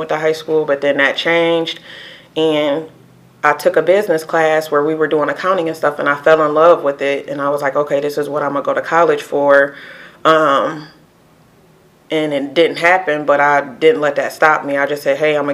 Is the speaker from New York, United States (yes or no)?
no; Sandusky, Ohio, United States; also born or lived in Toledo, Ohio; I'm originally from Sandusky, Ohio